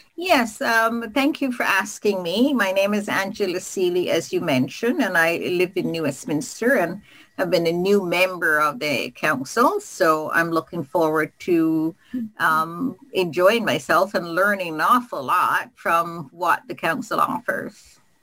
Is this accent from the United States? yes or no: no; Barbados; also born or lived in Regina; now in Kelowna, Canada; I am originally from Barbados